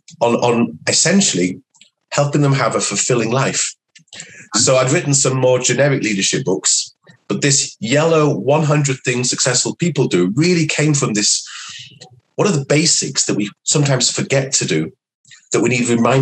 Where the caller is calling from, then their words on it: London, United Kingdom; And I'm calling in from London, where we're having a bit of a heat wave today.